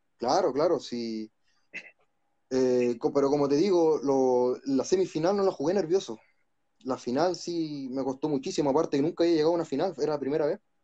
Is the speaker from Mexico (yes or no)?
no; Santiago, Santiago Metropolitan Region, Chile; soy de acá de Santiago de Chile